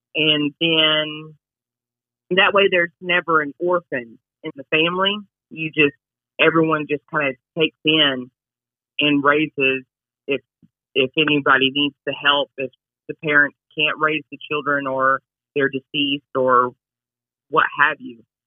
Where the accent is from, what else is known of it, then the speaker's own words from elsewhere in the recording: New Town, North Dakota, United States; I am from the Fort Berthold Indian Reservation from Newtown, North Dakota